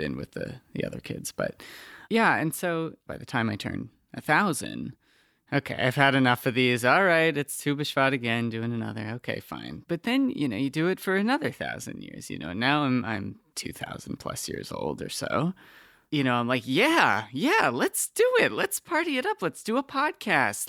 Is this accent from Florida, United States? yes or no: yes; South Florida, United States; I had very specific trees growing up because I'm from South Florida